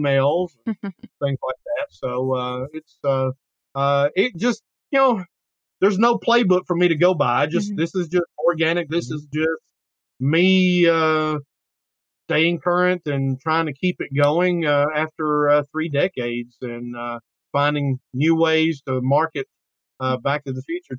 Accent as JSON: {"language": "English", "town": "Killen", "region": "Alabama", "country": "United States", "tie": "born or raised there", "said": "my hometown, which is in Killen, just outside of Florence"}